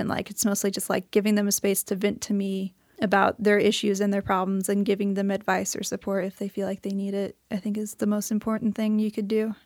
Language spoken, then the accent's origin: English; St. Louis, Missouri, United States; moved away as an adult; now in Missoula, United States; I'm from Saint Louis, Missouri